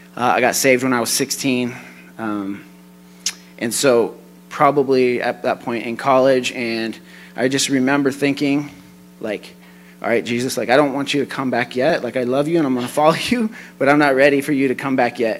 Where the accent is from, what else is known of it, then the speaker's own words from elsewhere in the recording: Colorado, United States; I'm from Colorado